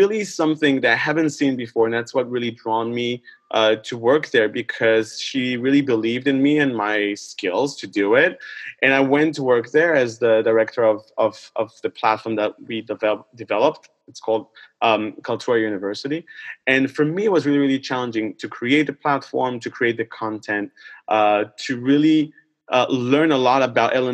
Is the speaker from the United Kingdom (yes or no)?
no; Israel; moved away; it all started back in Israel. I'm originally from Israel.